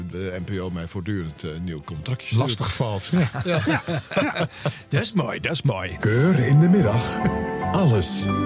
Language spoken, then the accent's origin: Dutch; Amsterdam, North Holland, Netherlands; in mijn geboortestad.